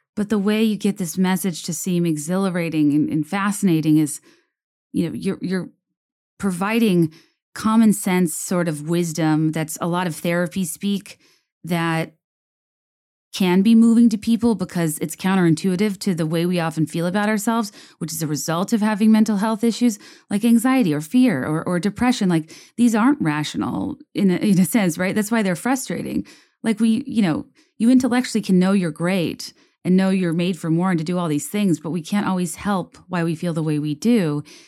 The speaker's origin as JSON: {"language": "English", "region": "Virginia", "country": "United States", "also_born_or_lived": "New York / Richmond, Virginia", "moved": "as an adult", "said": "I was fresh from Virginia"}